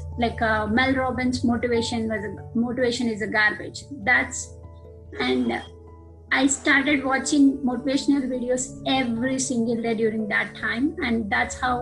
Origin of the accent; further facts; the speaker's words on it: Andhra Pradesh, India; moved away as an adult; now in United States; I'm from India, Andhra Pradesh. I came to US for my master's.